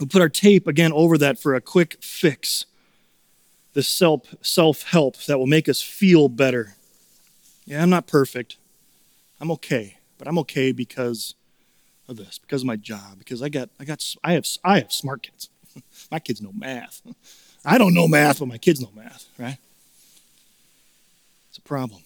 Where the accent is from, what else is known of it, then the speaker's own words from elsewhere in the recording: Chicago, Illinois, United States; also born or lived in Minnesota; now in St. Paul, United States; Growing up in Chicago